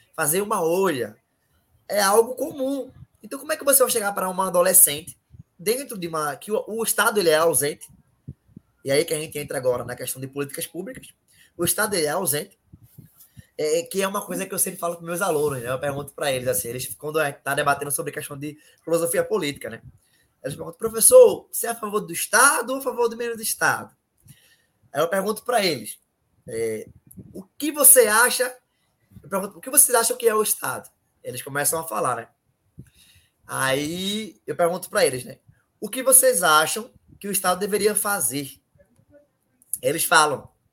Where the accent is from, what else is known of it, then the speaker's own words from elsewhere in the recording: Recife, Pernambuco, Brazil; eu moro na Ilha do Janeiro, um bairro, uma periferia aqui em Recife